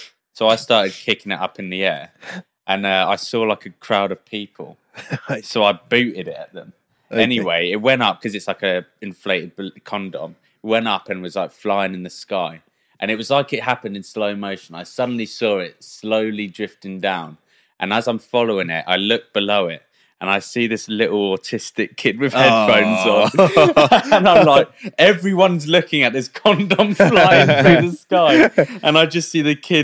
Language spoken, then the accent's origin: English; Brighton, South East England, United Kingdom; We're from Brighton, right? Which is down bottom of the world